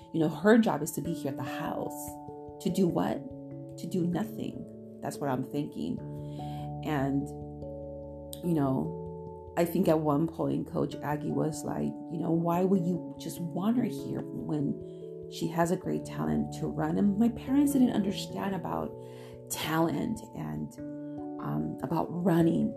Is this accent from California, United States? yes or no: yes; Chino, California, United States; my hometown in Chino